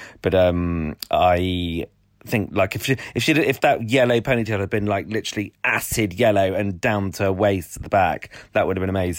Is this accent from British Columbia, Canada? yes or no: no; Welland, Ontario, Canada; so I went, I'm from Welland.